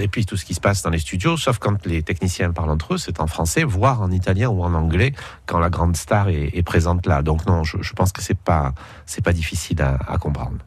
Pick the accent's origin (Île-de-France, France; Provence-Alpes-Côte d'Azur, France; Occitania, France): Provence-Alpes-Côte d'Azur, France; Nice; quand on est niçois comme comme je le suis